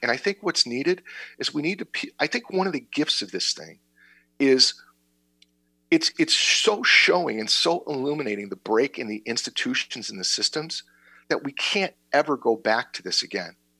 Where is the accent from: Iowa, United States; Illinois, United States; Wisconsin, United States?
Illinois, United States; Berwyn; now in Naperville, United States; I've lived in Naperville for a long time, and I grew up in Berwyn.